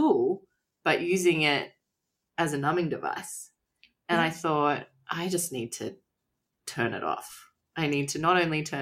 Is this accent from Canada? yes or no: no; Australia; I'm from Australia